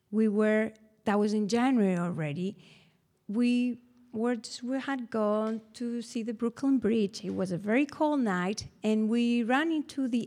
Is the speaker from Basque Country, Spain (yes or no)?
yes; Bilbao, Basque Country, Spain; English is a second language; moved away as an adult; also born or lived in Atlanta / Paris / Madrid / Barcelona; now in New York City, United States; I, I am from Bilbao. I lived, I lived in many places. I lived in Atlanta, I lived in Paris, then I lived in New York City, Madrid, in Barcelona.